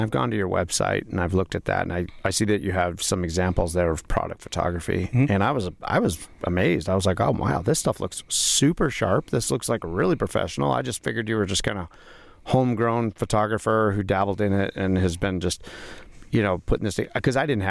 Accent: Las Vegas, Nevada, United States; moved away; I grew up in the Las Vegas, Nevada area, and I don't know, man. That's why I found myself heading up this way.

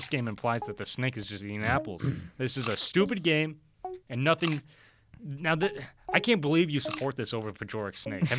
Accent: California, United States; I was born in California, but I have disowned myself from California.

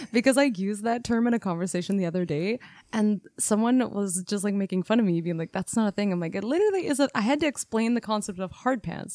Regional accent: Canada; We are Canadian R Ns

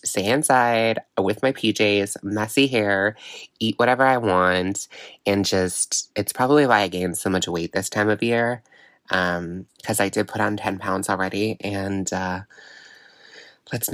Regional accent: Miramichi, New Brunswick, Canada; He's from my hometown, Miramichi, New Brunswick

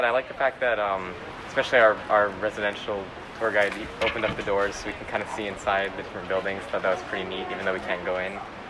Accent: Hawaii, United States; we come from Hawaii

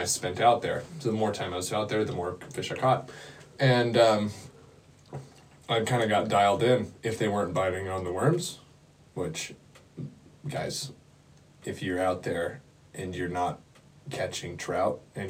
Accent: Wisconsin, United States; moved away; after I moved from Wisconsin.

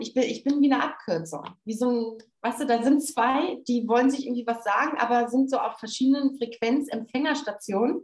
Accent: Germany; von uns Deutschen

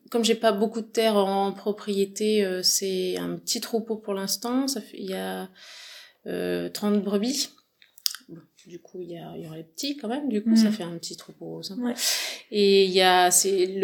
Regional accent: La Seyne-sur-Mer, Provence-Alpes-Côte d'Azur, France; born there; now in Dordogne, France; alors je suis née dans le Var, à Seine-sur-Mer, et après, mes parents étaient du Nord, Normandie et Paris, donc on est remonté.

